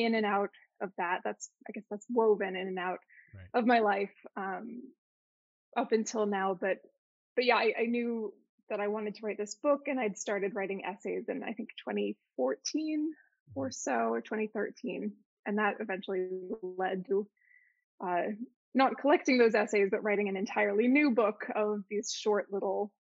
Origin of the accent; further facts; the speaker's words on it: New Jersey, United States; moved away as an adult; now in California, United States; I'm from New Jersey originally